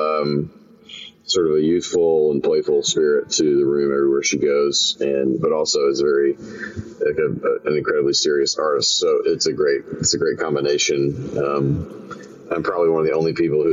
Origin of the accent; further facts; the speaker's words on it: Memphis, Tennessee, United States; now in Nashville, United States; my hometown of Memphis